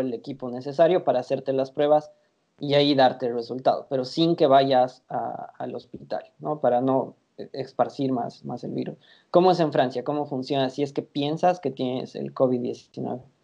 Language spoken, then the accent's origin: Spanish; Bolivia; como latinos eh, y como bolivianos